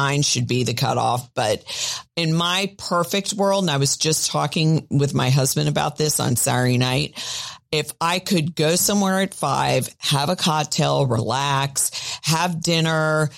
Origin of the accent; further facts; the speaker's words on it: Miami, Florida, United States; I grew up in Miami.